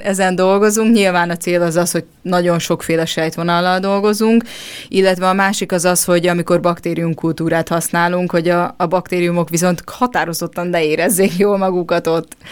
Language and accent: Hungarian; Hungary; also born or lived in Budapest; magyarok vagyunk